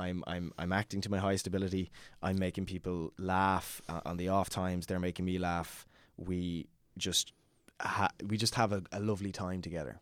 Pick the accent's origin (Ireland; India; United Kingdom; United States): Ireland; Dublin, Leinster; I'm from Fairhouse, Chacoacha, which is, um, kind of on the outskirts of, of Southwest Dublin